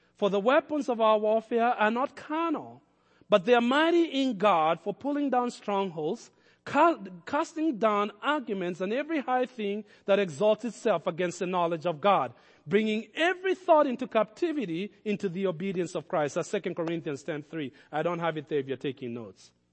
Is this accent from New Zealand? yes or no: no; Kenya; I grew up around lions in Kenya